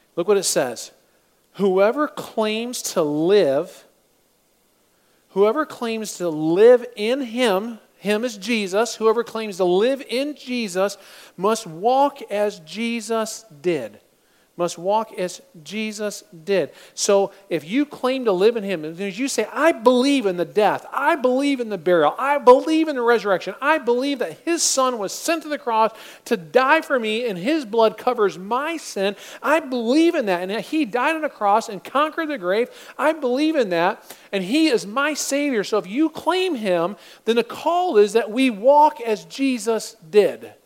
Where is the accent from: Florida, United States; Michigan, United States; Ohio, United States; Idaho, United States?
Michigan, United States; I'm from Michigan